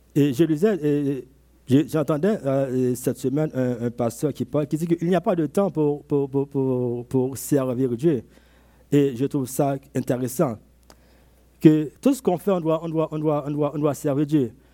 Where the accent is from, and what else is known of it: Côte d’Ivoire